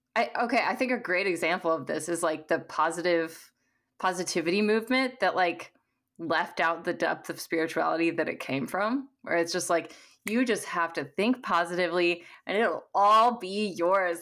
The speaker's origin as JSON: {"language": "English", "region": "Missouri", "country": "United States", "tie": "born or raised there", "said": "I was raised in the Midwest in, um, Missouri"}